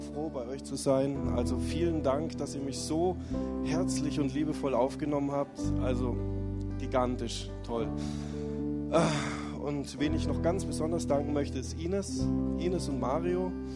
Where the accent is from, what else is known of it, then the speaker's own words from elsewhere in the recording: Lindau, Bavaria, Germany; moved away; ich komme aus Deutschland, Lindauer Raum